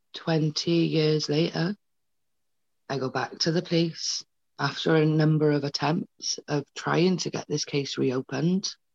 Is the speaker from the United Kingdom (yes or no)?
yes; Wales, United Kingdom; also born or lived in Paisley, Scotland; she had me in Scotland. We then moved to Wales